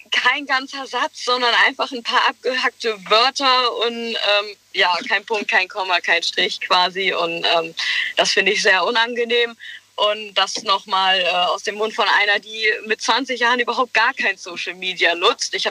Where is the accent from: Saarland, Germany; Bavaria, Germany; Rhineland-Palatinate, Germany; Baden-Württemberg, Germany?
Rhineland-Palatinate, Germany; Westerwald; ich komme aus dem Westerwald.